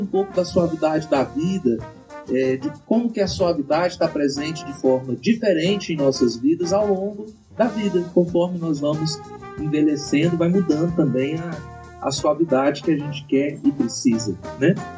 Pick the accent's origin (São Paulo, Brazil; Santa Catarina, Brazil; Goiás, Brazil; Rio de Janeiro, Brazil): Goiás, Brazil; Iporá; nós estamos aqui iporaenses raiz